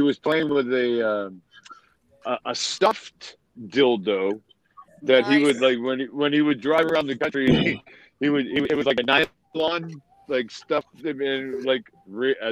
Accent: Quincy, Massachusetts, United States; accent: New England; now in Florida, United States; I was born and raised in Quincy, Massachusetts, and live in Florida

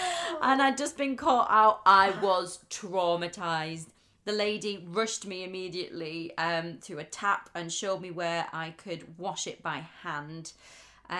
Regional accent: Barrow-in-Furness, North West England, United Kingdom; moved away as an adult; now in London, United Kingdom; Arrived over at Barrow, which was in my hometown

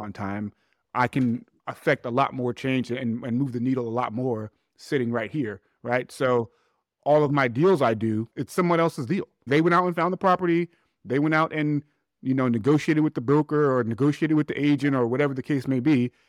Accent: New York City, New York, United States; I'm actually from Hollis, Queens. So Hollis from Hollis.

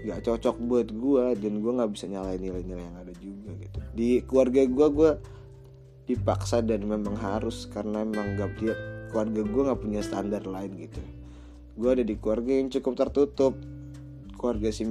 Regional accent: Jakarta, Indonesia; menjunjung tinggi nilai-nilai budaya etnisitas gue berasal gitu ya gue kan orang Betawi banget nih

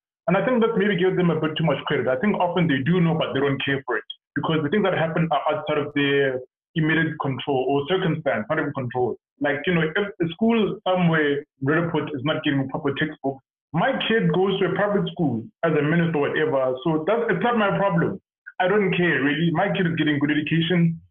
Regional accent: South Africa; moved away; being a South African

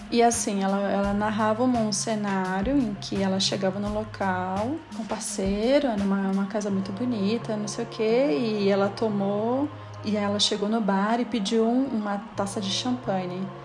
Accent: Belém, Pará, Brazil; accent: paraense; Só quem é de Belém sabe, o sotaque paraense

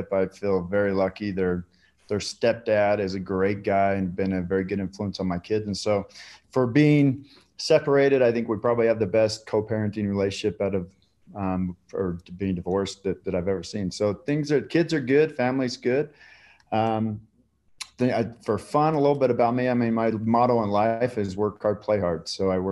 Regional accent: Salt Lake City, Utah, United States; also born or lived in Eden, Utah; born and raised in Salt Lake

